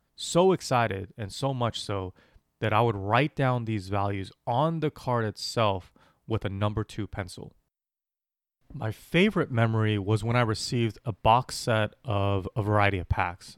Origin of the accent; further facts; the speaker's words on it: Los Angeles, California, United States; As a kid growing up in Los Angeles